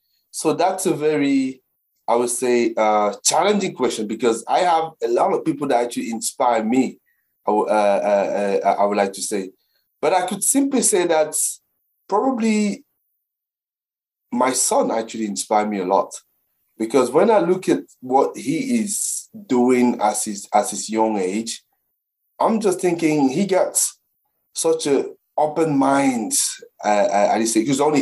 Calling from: Brentwood, East of England, United Kingdom; So I'm sitting here in my place in Brentwood in the UK.

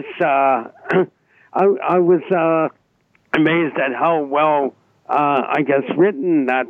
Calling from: Newmarket, Ontario, Canada; I'm from Newmarket.

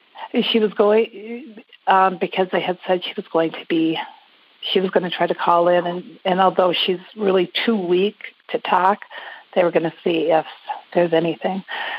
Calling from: Las Vegas, Nevada, United States; I'm calling from Las Vegas.

